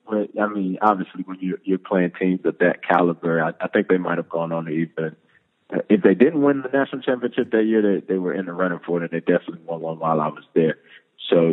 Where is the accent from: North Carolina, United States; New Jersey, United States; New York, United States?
North Carolina, United States; moved away as an adult; I'm from North Carolina, and North Carolina is a big basketball state